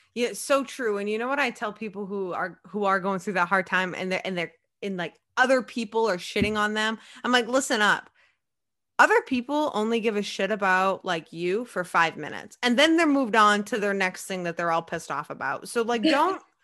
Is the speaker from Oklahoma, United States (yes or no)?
no; Maine, United States; I'm from Maine